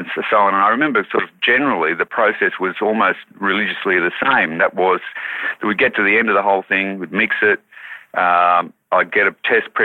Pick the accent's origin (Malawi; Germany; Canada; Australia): Australia; Wauchope, New South Wales; I was born in Wharhope, which is on the northern New South Wales coast, and my parents lived in a very isolated place in a forestry settlement, 4 houses that were there in Bulangri